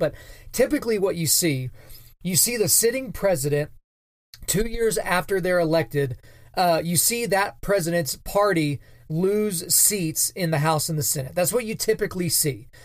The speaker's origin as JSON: {"language": "English", "region": "Oklahoma", "country": "United States", "tie": "born or raised there", "said": "here in my home state of Oklahoma"}